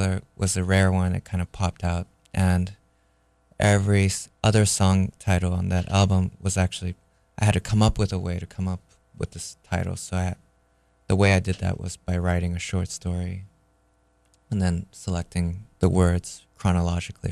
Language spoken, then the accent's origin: English; Japan; when I was growing up in Japan, my parents sent me to a school